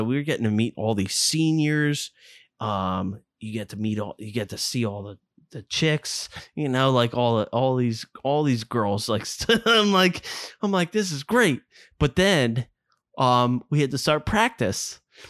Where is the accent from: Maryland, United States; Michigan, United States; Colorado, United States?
Maryland, United States; Fort Washington; we grew up in Fort Washington, for God's sakes.